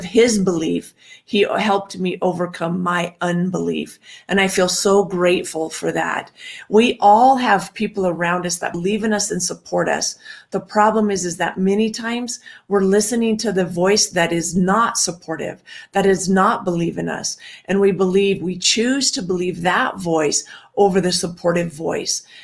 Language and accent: English; Washington, United States; I grew up in Washington